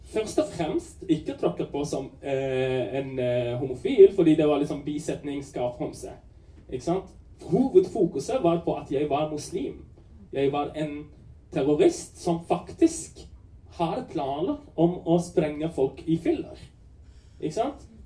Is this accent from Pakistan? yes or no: yes; Pakistan; Og jeg vil komme ut av skapet som pakistaner.